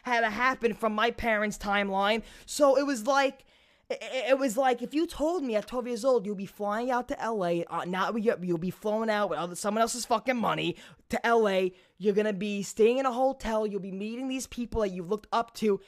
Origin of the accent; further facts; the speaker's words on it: New York City, New York, United States; I was a kid from Brooklyn. Still, I'm from Brooklyn, but I'm a kid from Brooklyn